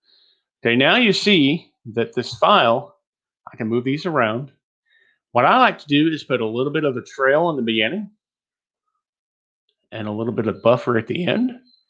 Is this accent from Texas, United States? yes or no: yes; Texas, United States; accent: Texas; which helped me a lot to get rid of my Texas accent and get that Midwestern sound that I've got.